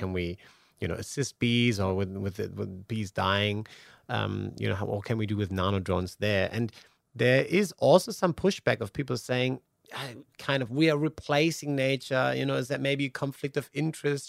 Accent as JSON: {"language": "English", "country": "Germany", "moved": "yes", "lives_now": "Australia", "said": "I'm originally from Germany, married an Australian, um, and then eventually ended up here"}